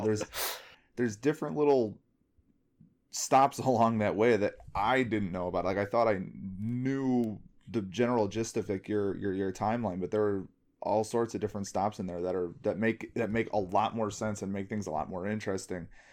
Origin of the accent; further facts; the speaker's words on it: Bridgeview, Illinois, United States; I grew up in Bridgeview.